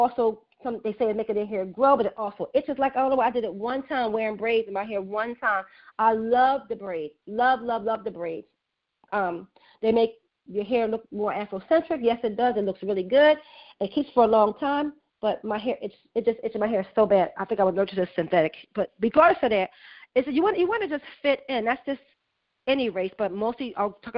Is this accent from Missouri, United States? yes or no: no; Philadelphia, Pennsylvania, United States; I was raised in West Oak Lane